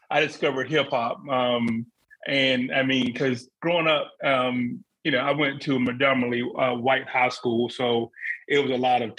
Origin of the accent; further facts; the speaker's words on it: South Carolina, United States; moved away as an adult; now in Charlotte, United States; um, I've been living in Charlotte for the last 20 years, but I grew up in South Carolina. Um, went to college there